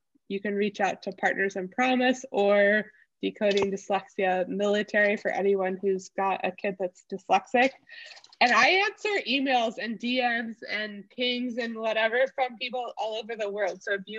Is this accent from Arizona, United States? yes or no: yes; Arizona, United States; I'm from Arizona, so we run air conditioning pretty much year round.